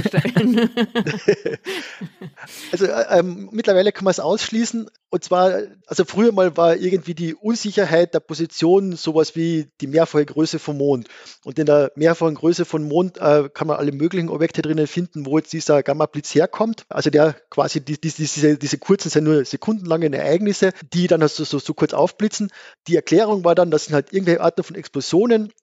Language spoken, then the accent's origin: German; Gailtal, Carinthia, Austria; accent: Carinthian; moved away as an adult; also born or lived in Vienna / Innsbruck; Ich bin Kärntner. Genau. Ja. Also ich bin ursprünglich in schönem Geldtal in Kärnten aufgewachsen